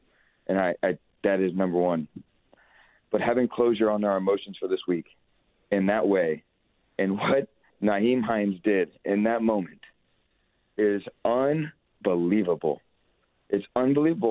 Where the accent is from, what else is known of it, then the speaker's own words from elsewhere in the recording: Texas, United States; both my parents are born and raised in Buffalo, moved to Texas before I was born